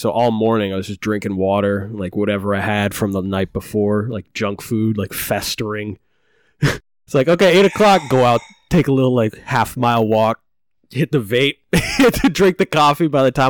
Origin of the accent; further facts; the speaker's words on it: Maine, United States; Growing up in Maine. Origin Maine.